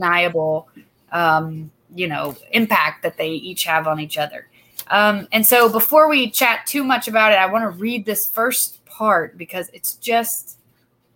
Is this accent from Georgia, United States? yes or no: yes; Douglasville, Georgia, United States; Douglasville, my hometown